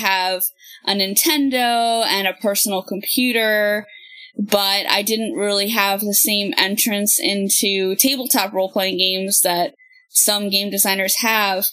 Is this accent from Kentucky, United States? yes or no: no; Philadelphia, Pennsylvania, United States; now in Virginia, United States; I'm from the Philadelphia area. And now that I live down here in Virginia